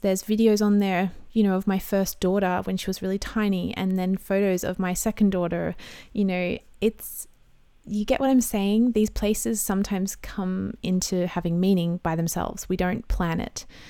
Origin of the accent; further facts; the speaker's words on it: Australia; I'm an Aussie mum in my thirties